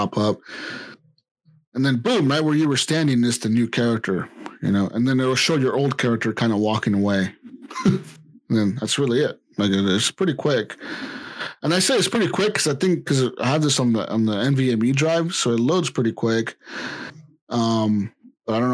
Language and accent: English; United States; we're American.